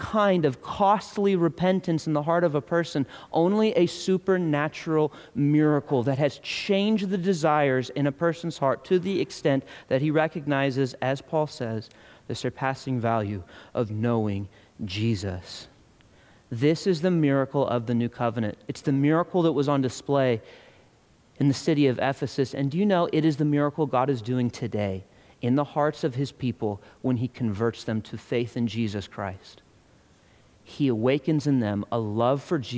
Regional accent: United States; I'm an American

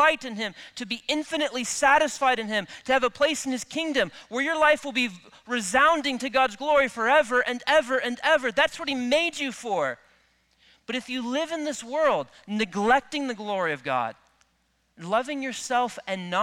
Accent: Midwest, United States; I grew up in the Midwest where wheat fields are pretty common

